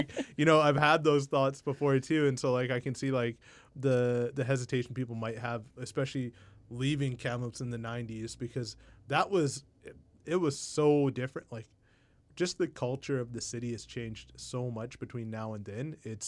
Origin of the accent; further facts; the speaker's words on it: India; And I was like, oh, I'm Indian.